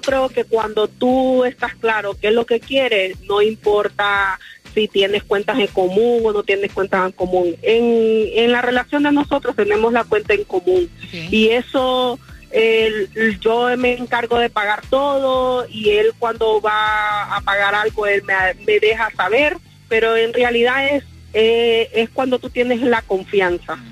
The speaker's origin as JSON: {"language": "Spanish", "country": "Colombia", "said": "soy colombiana"}